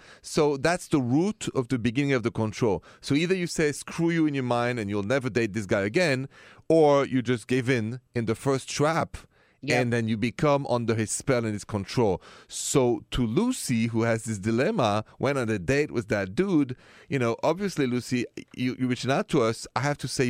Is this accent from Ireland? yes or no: no; Paris, Île-de-France, France; now in United States; Well, I am from France. Je suis de la France. From Paris.